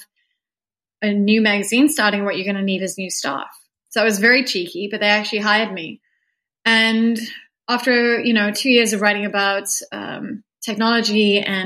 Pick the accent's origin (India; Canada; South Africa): South Africa; I'm a South African novelist.